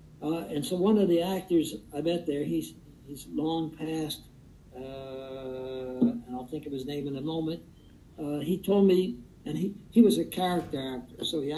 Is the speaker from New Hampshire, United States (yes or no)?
no; Perth Amboy, New Jersey, United States; now in California, United States; my roots are in that Perth Amboy, and that is, in one sense, it's my hometown, but, you know, California is where I live.